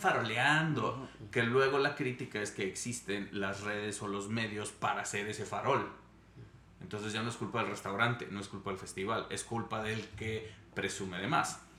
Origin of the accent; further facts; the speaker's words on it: Monterrey, Nuevo León, Mexico; moved away as an adult; also born or lived in Mexico City / Switzerland; Soy nacido, crecido en Monterrey, me fui a vivir a Ciudad de México, viví en Suiza